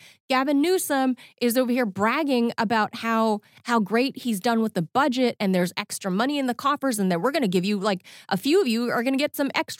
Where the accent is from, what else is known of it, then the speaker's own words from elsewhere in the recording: California, United States; I'm a Californian.